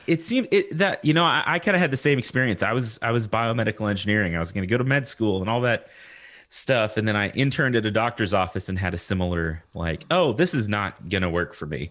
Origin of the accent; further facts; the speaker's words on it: Lubbock, Texas, United States; I'm from Texas